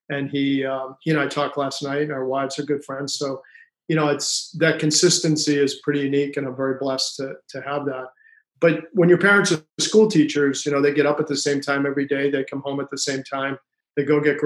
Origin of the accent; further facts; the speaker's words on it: Worcester, Massachusetts, United States; I grew up in Worcester, Massachusetts